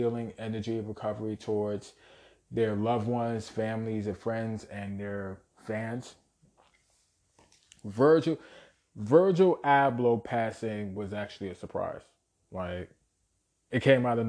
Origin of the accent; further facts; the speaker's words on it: New York City, New York, United States; born and raised in Brooklyn, New York